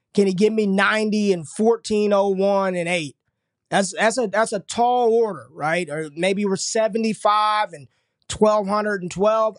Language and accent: English; Las Vegas, Nevada, United States; my home state, Nevada